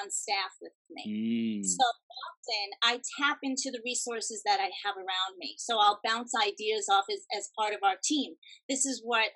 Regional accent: New York, United States; I'm from New York

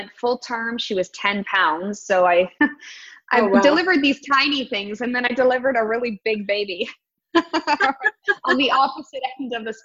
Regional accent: Toronto, Ontario, Canada; I live born and raised in the Toronto area

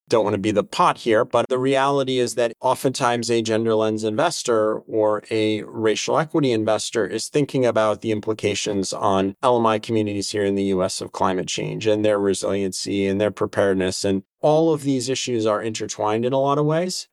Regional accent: New Hampshire, United States; Growing up in New Hampshire, my days were spent outside every day

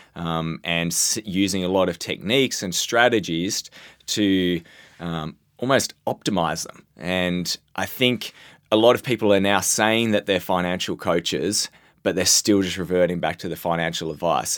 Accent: Australia; as the Australian representative

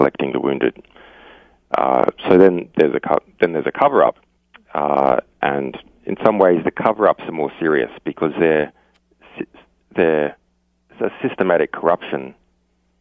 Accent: Australia; as an Australian, you know, Australia is a long way from anywhere else

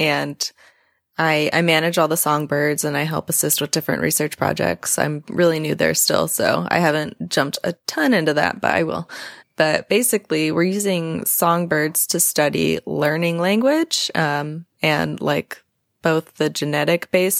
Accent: California, United States; we're from California

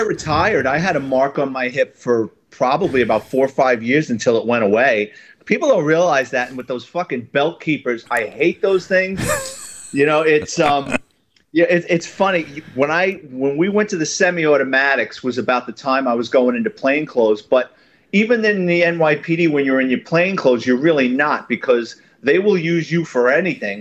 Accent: New York City, New York, United States; born and raised in New York City in the Bronx.

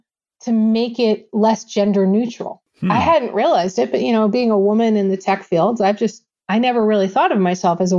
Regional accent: New York, United States; moved away; also born or lived in Connecticut; I'm originally from New York

